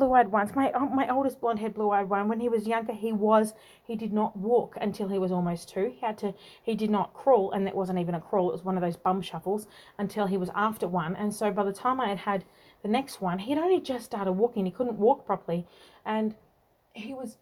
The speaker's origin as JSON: {"language": "English", "country": "Australia", "also_born_or_lived": "Tasmania", "said": "I'm from Australia and very uniquely Australian"}